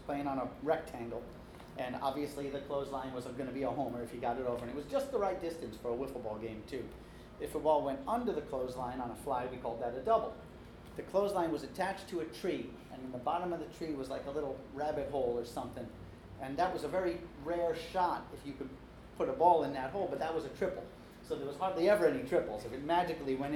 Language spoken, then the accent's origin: English; Long Island, New York, United States; I grew up on Long Island, so it's a little different than what they're talking about in the city. I was born in the city, but we moved out to the island in time for me to start playing ball